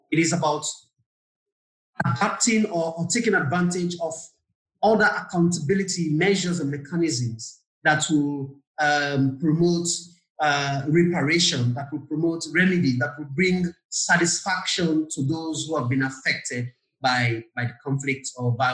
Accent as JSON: {"language": "English", "country": "Sierra Leone", "said": "And whenever I mention that I'm from Sierra Leone"}